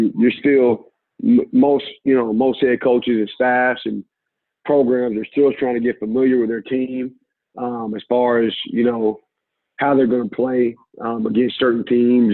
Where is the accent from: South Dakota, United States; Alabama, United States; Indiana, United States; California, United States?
Indiana, United States; Indianapolis; moved away as an adult; now in Toledo, United States; I'm from Indianapolis